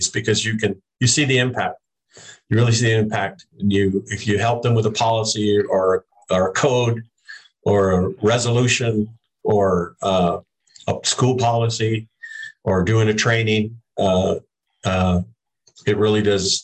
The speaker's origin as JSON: {"language": "English", "town": "Tucson", "region": "Arizona", "country": "United States", "said": "I was from Tucson"}